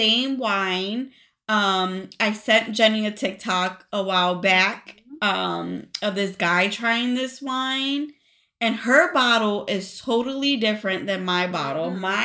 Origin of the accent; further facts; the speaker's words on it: New York, United States; I grew up in New York. To Hispanic parents, Puerto Rican parents